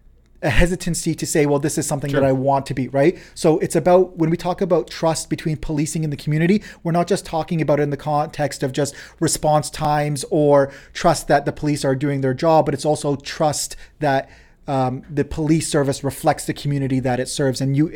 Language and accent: English; London, Ontario, Canada; born there; even though I was born in London, but my ancestral, where my parents were born